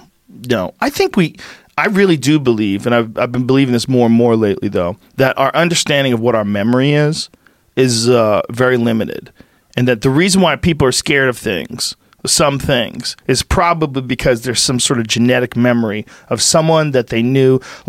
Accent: Nebraska, United States; This is too weird, man. I grew up in Nebraska.

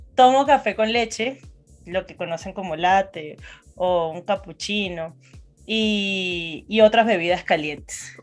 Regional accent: Venezuela; moved away as an adult; now in Colombia; Yo, orgullosamente venezolana. Nací en Venezuela y hace seis años dejé mi país

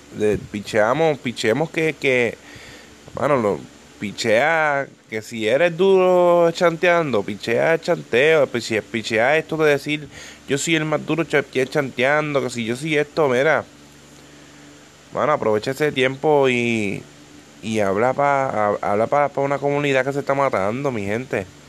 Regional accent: Ponce, Puerto Rico; yo soy de Ponce, yo soy del, sur de, Puerto Rico

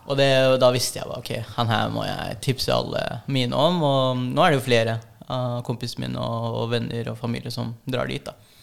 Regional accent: Norway; jeg er jo norsk-filippinsk. Og mamma er en av én øh, av åtte nå. Det var en av ni. Og um, eneste uh, av de søsknene som flytta til Norge

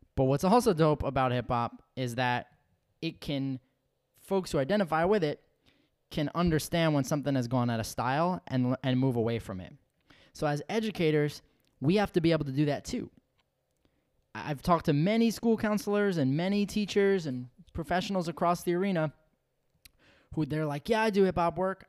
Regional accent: New York, United States; a New Yorker

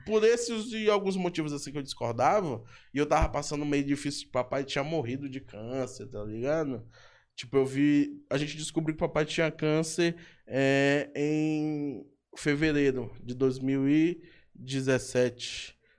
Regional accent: São Luís, Maranhão, Brazil; eu vim de São Francisco, salve pra galera de São Francisco. Então, São Francisco, no, no, quando, quando eu era guri, eu convivia com isso

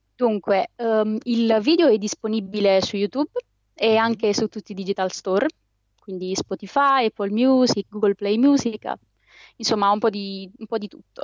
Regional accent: Molfetta, Apulia, Italy; io sono di Molfetta

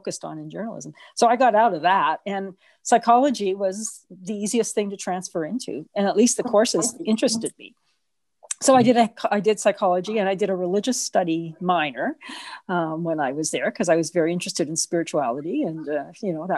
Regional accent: Canada; also born or lived in Edmonton, Canada; I grew up in Mayfair

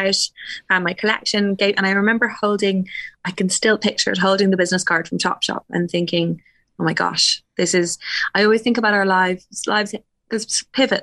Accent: Wicklow, Leinster, Ireland; being 13, growing up in Wicklow

